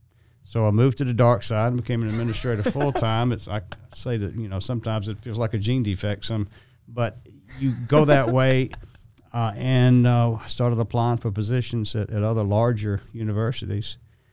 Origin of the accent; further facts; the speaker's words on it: Augusta, Georgia, United States; and I was born and raised here in Augusta.